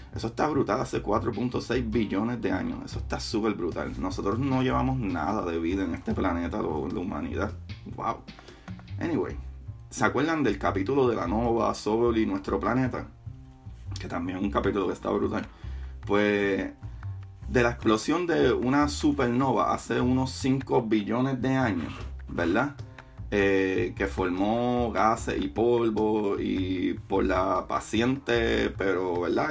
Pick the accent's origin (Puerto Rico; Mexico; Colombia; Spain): Puerto Rico; Como buen boricua